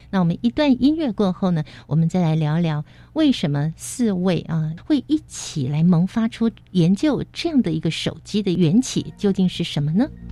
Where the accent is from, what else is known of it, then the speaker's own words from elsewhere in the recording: Taiwan; 所以我们台湾人看牙医的经验是相当的普遍